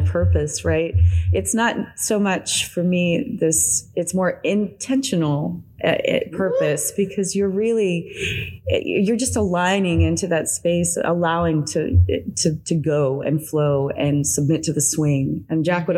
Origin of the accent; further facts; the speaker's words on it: the South, United States; moved away as an adult; now in Mexico; was born here in the South, I was raised in the South